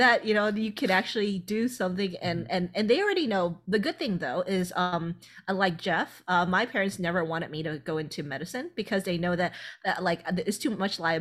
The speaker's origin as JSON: {"language": "English", "country": "Thailand", "tie": "born or raised there", "moved": "yes", "said": "originally I'm from Thailand."}